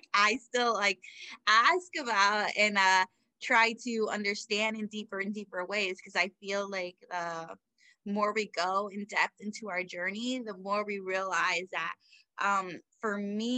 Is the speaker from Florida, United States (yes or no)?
yes; South Florida, United States; now in Central Florida, United States; I am originally from South Florida. I'm now in Central Florida, although I moved around a little bit, but I'm back